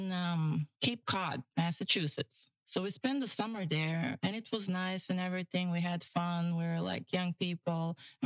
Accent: North Macedonia; moved away as an adult; also born or lived in Bulgaria; now in Pine Island, United States; I grew up there till 17, 18

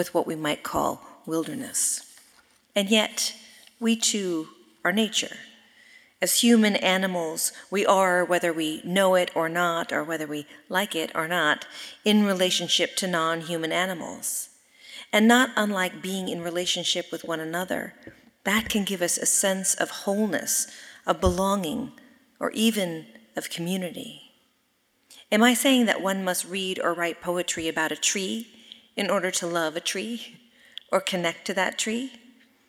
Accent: Sonoma, California, United States; I am from Sonoma, California, and I grew up in a place where nature was in everything that we did

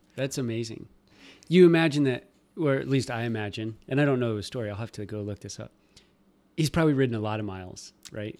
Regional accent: Nebraska, United States; moved away; I'm from Nebraska and everything's gravel

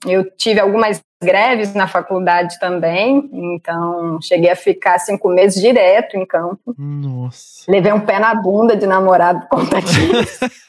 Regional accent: Rio de Janeiro, Brazil; moved away as an adult; also born or lived in Manaus, Brazil / England; minha infância no Rio realmente foi rodeada por é, natureza

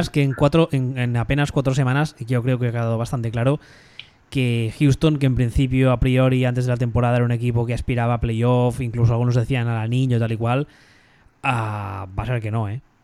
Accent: Barcelona, Catalonia, Spain; yo me crié en los 80 en Barcelona

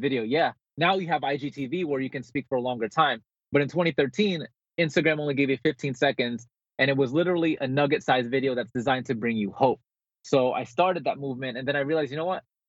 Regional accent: Bergenfield, New Jersey, United States; moved away as an adult; also born or lived in Philippines / California; now in San Diego, United States; I, I actually was born in the Philippines. I grew up in Bergenfield, New Jersey, and then I moved to California when I was 18

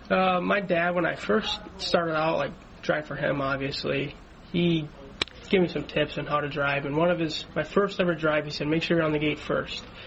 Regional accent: Chicago, Illinois, United States; now in Ohio, United States; I grew up in Chicago.

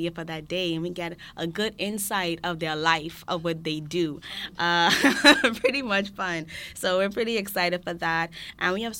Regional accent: Bahamas; now in Charlottetown, Canada; I'm from the Bahamas

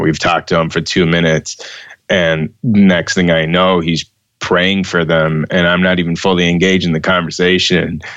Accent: United States; my home country of the United States

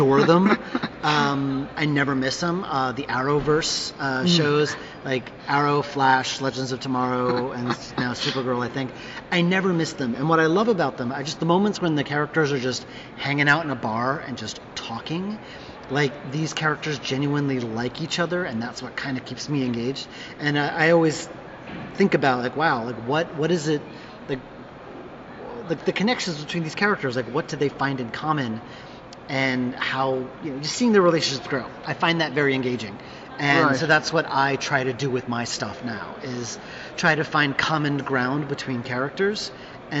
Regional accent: New York, United States; also born or lived in Boston; I'm from New York

